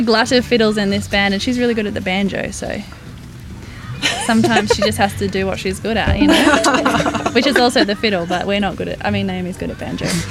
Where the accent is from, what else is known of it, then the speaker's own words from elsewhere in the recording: Central Coast, New South Wales, Australia; the place where we grew up on the Central Coast